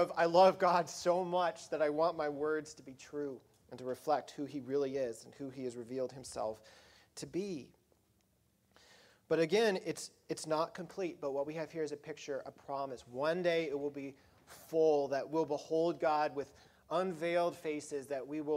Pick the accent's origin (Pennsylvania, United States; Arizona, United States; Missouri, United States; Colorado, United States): Colorado, United States; where I grew up in Colorado